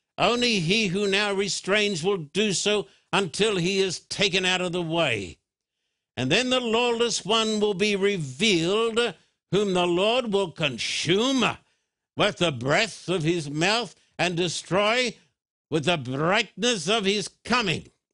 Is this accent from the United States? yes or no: yes; Thousand Oaks, California, United States; my hometown of, uh, Thousand Oaks.